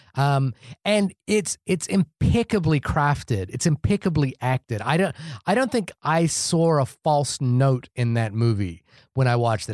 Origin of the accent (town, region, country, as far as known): New Zealand; born or raised there